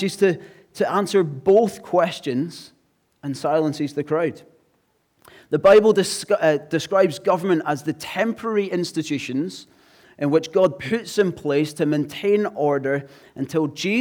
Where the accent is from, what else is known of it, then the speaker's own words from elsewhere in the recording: Glasgow, Scotland, United Kingdom; now in English Riviera, United Kingdom; I'm from Glasgow